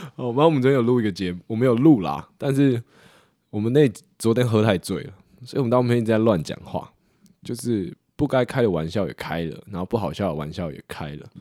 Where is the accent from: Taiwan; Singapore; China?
Taiwan; 我们台湾人